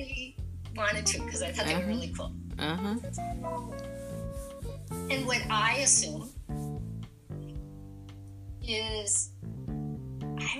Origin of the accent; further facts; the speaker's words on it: Minnesota, United States; I come from Minnesota, the Minnesota Nice, where people pretend to be your friends